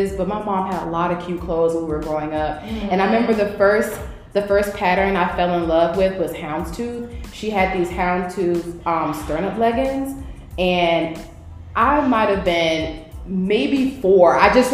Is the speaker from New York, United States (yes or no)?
no; Norfolk, Virginia, United States; also born or lived in Richmond, Virginia; I'm originally from Norfolk